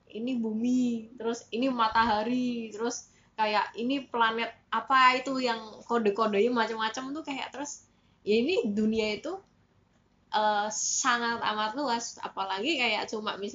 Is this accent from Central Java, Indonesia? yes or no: yes; Semarang, Central Java, Indonesia; kayak apa ya kayak mungkin kita kan asalnya dari Semarang terus kita melihat